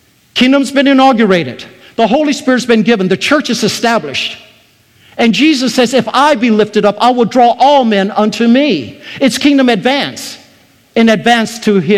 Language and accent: English; Taiwan; moved away; I was born in Taiwan. I was surrounded by Buddhism.